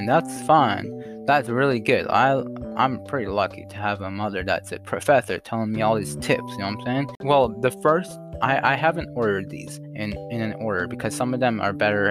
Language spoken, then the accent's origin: English; Canada; I'm not American.